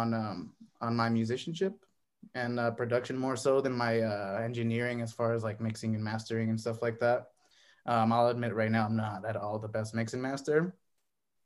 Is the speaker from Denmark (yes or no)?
no; Calexico, California, United States; now in Phoenix, United States; I'm originally from California.